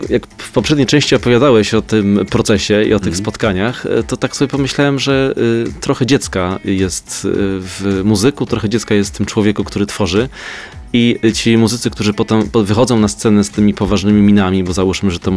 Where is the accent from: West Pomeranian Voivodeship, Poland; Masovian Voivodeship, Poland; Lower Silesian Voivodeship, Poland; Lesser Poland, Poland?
Lesser Poland, Poland; Kraków; ja z Krakowa jestem